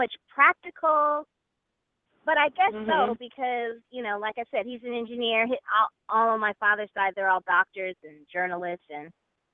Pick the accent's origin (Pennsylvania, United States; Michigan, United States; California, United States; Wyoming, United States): California, United States; Los Angeles; also born or lived in Chicago, Illinois / New York City; I was born in Chicago